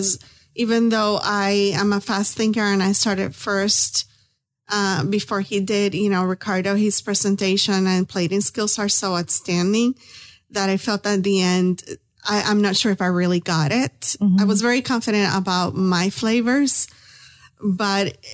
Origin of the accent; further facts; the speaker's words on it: Puerto Rico; now in Tampa, United States; we're both from Puerto Rico